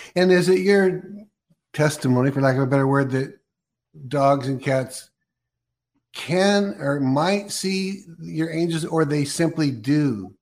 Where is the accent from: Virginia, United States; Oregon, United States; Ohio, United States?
Oregon, United States; also born or lived in California; I was born in Oregon and I'm in Oregon now